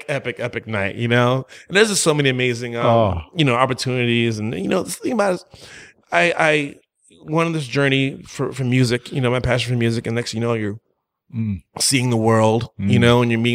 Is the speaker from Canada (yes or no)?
no; St. Croix, U.S. Virgin Islands; born there; Well, I was born in the Virgin Islands in St. Croix, right? Literally, I just kind of just popped out, was passing through for real. My parents, my entire family's from Jamaica, right?